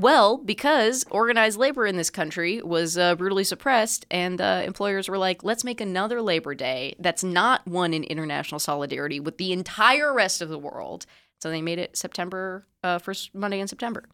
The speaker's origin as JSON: {"language": "English", "town": "Palo Alto", "region": "California", "country": "United States", "said": "I am from Palo Alto, California."}